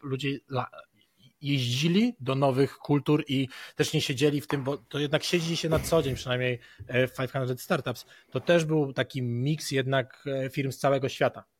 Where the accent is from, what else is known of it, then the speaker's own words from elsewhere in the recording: Poland; jestem z Polski